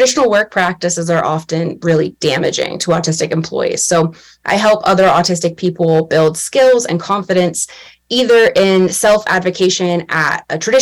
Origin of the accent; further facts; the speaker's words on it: United States; I'm from the United States, where I run a coaching and consulting practice